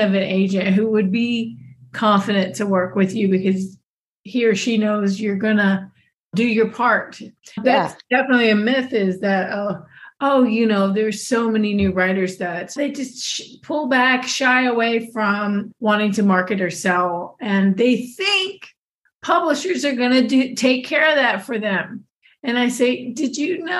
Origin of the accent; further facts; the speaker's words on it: Texas, United States; I'm a Texan